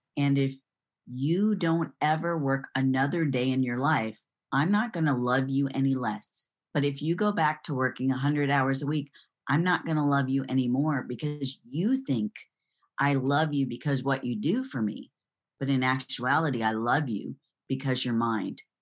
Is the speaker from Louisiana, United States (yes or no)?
no; Kalamazoo, Michigan, United States; moved away as an adult; also born or lived in Florida / Texas; now in Greenville, United States; I'm originally from Kalamazoo, Michigan